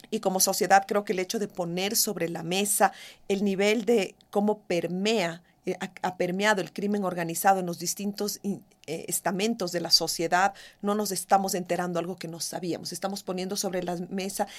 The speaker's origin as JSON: {"language": "Spanish", "country": "Ecuador", "said": "como ecuatoriana"}